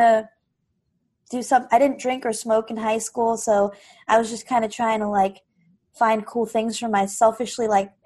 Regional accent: Oak Harbor, Washington, United States; I'm from Whidbey Island

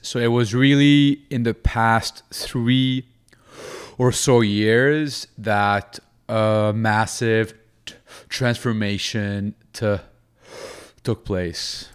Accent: Lebanon; moved away; back in my home country in Lebanon

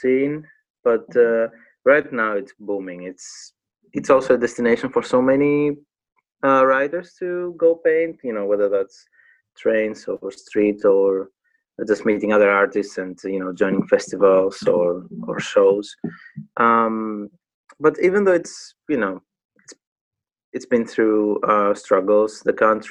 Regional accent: Patras, Western Greece, Greece; English is a second language; moved away as an adult; now in United Kingdom; I grew up in Patras, Greece

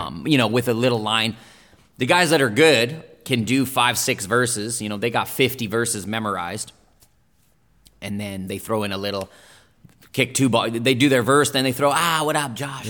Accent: Nelson, British Columbia, Canada; born or raised there; first language German and Italian; English is a second language; also born or lived in Italy / Berlin, Germany

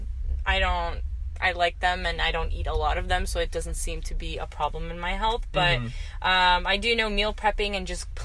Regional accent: Turkey; I'm from Turkey

